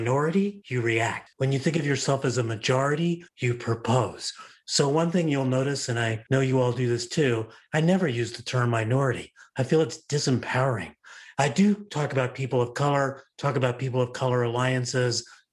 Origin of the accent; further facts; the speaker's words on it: Los Angeles, California, United States; also born or lived in New York; I wound up growing up in Los Angeles